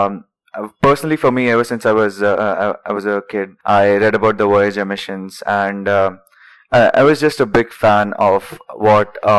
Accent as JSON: {"language": "English", "area": "Vidarbha region", "region": "Maharashtra", "country": "India", "moved": "yes", "lives_now": "Bangalore, India", "said": "Both of us, we come from really small places in India. I am from the Vidarbha region in Maharashtra"}